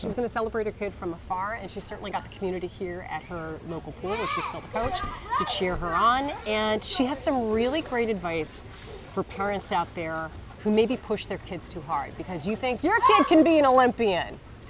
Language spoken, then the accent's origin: English; New York, United States; now in California, United States; I grew up in New York when I was a kid